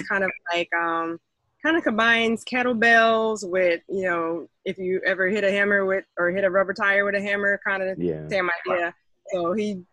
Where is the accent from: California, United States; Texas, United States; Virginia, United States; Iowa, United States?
Texas, United States; now in Atlanta, United States; I'm from Texas. I actually live in Atlanta, Georgia now.